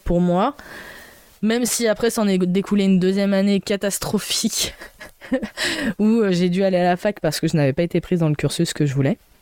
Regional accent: Troyes, Grand Est, France; moved away as an adult; also born or lived in Reims; c'est là où j'ai grandi, je connais tout le monde et tout ça. Sauf qu'en fait, ben, sincèrement, tous ceux que je connais de mon lycée, de mon collège, sont partis de trois

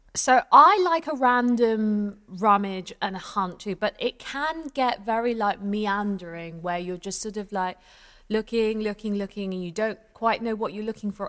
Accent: London, United Kingdom; I grew up near Camden

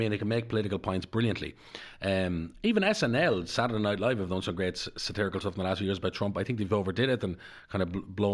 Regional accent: Darndale, County Dublin, Ireland; I because the where I come from because I'm not just yeah. a traveller. I come from Darndale.

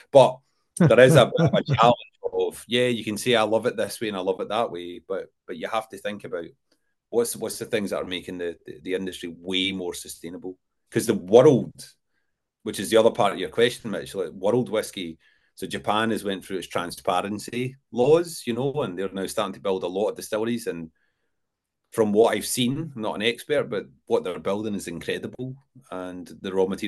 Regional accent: Coatbridge, Scotland, United Kingdom; now in Cambusbarron, United Kingdom; I'm originally from Coatbridge

